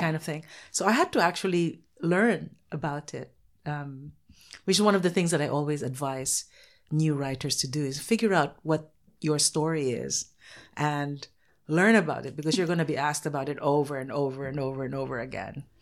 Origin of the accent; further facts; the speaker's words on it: Philippines; I'm from the Philippines, I can only write Filipino characters